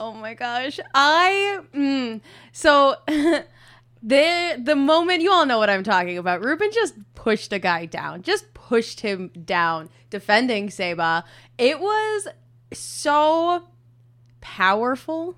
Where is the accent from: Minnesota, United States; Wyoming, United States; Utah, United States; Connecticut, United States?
Minnesota, United States; moved away; I'm also from Minnesota